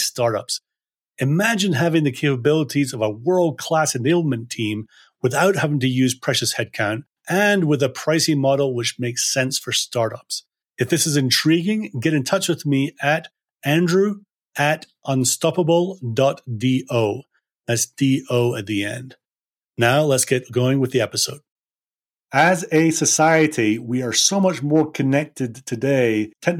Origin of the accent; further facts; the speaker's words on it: Scotland, United Kingdom; I'm a sales guy and I'm from Scotland